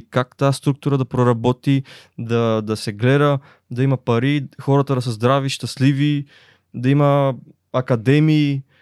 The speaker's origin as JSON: {"language": "Bulgarian", "town": "Dupnitsa", "region": "Kyustendil Province", "country": "Bulgaria", "said": "защото аз идвам от Дупница"}